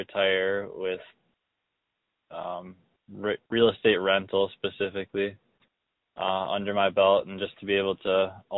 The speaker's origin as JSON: {"language": "English", "region": "Minnesota", "country": "United States", "moved": "as an adult", "lives_now": "North Dakota, United States", "said": "I live in North Dakota, and I'm originally from Minnesota, but came out here during the boom to help my pops get going"}